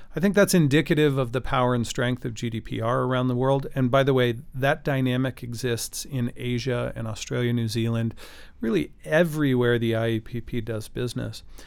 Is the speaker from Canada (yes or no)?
yes; Canada; as a Canadian